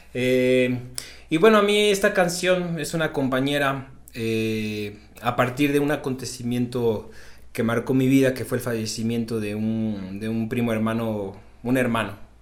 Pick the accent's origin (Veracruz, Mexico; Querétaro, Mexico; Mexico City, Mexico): Veracruz, Mexico; Xalapa; moved away; allá en mi tierra, en Jalapa, Veracruz